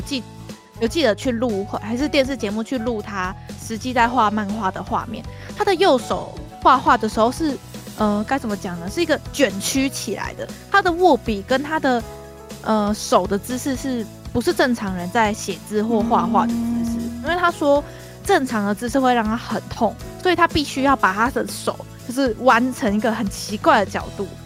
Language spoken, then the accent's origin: Chinese; Taiwan; 对于我们台湾人来说，我们是怎么想？